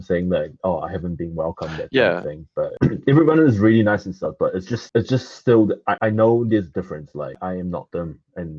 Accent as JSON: {"language": "English", "country": "New Zealand", "tie": "born or raised there", "also_born_or_lived": "Taiwan", "second_language": "English", "said": "I was born in Taiwan, but I was raised in New Zealand."}